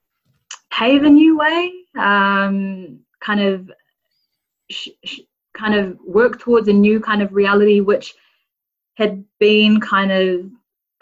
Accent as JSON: {"language": "English", "town": "Rotorua", "region": "Bay of Plenty", "country": "New Zealand", "tie": "born or raised there", "moved": "yes", "lives_now": "Auckland, New Zealand", "said": "I grew up in Rotorua. I'm a Bay of Plenty gal"}